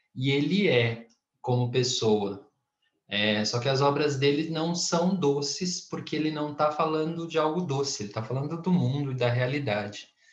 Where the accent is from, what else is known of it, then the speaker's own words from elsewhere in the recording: Brazil; eu ser brasileiro